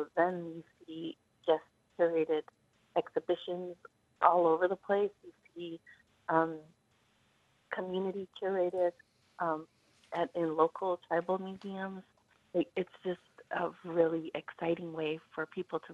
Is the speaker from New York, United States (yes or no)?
no; Zuni Pueblo, New Mexico, United States; I'm from Zuni Pueblo